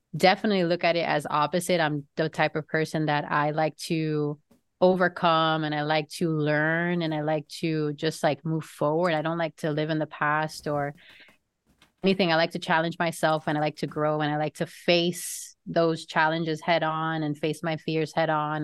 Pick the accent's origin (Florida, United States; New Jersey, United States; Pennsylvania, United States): Florida, United States; also born or lived in New York; I am a Floridian just because I've lived here most of my life, although I was born in New York